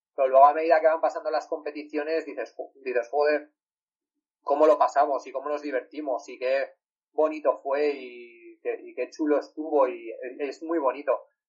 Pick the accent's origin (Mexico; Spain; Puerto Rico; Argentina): Spain; Valencia, Valencian Community; yo soy de Valencia